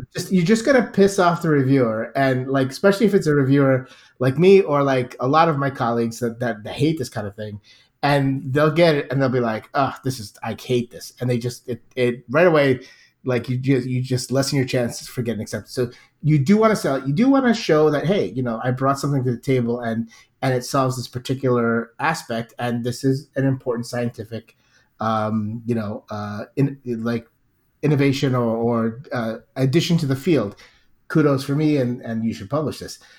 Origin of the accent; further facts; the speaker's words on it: United States; I'm American